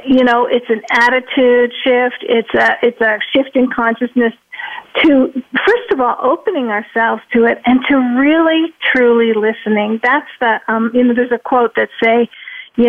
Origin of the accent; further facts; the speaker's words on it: Toronto, Ontario, Canada; now in Arizona, United States; I'm from Toronto, but I now live in Arizona